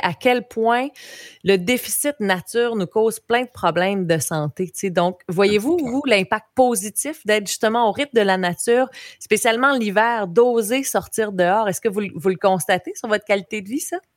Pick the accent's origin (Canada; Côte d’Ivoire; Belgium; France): Canada; Baie des Chaleurs, Quebec; depuis que je suis revenue en Gaspésie, moi je viens de la baie des Chaleurs